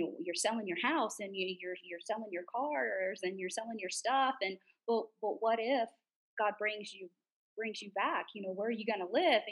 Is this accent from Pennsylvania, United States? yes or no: no; Fort Ogden, Florida, United States; moved away as an adult; now in Guatemala; I'm from a little town called Fort Ogden. If you don't know where it is, don't be upset, because it is tiny